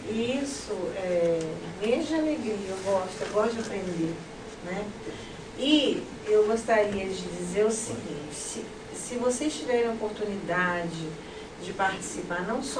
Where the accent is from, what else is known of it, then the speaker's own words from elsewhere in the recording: Brazil; nós somos brasileiros e nosso país está lá tão distante, né?